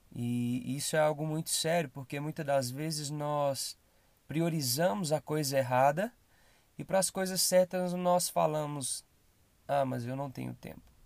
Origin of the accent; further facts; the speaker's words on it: Belo Horizonte, Minas Gerais, Brazil; sou daqui de Belo Horizonte